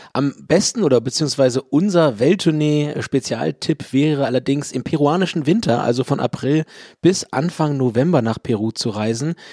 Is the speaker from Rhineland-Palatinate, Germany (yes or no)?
no; Hamburg, Germany; aus meiner Heimatstadt Hamburg.